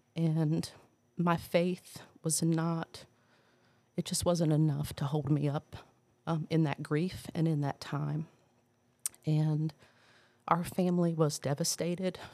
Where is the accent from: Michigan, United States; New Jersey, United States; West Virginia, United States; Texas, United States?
New Jersey, United States; moved away; I'm from New Jersey originally